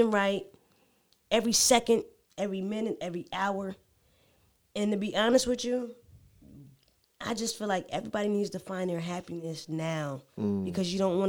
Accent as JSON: {"language": "English", "town": "Atlantic City", "region": "New Jersey", "country": "United States", "moved": "yes", "lives_now": "Atlanta, United States", "said": "I am from New Jersey."}